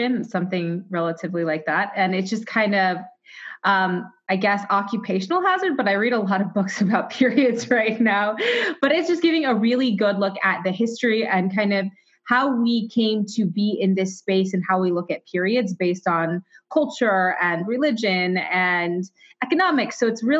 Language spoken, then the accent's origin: English; Waterloo, Iowa, United States; I am from Iowa. I was born in Waterloo, Iowa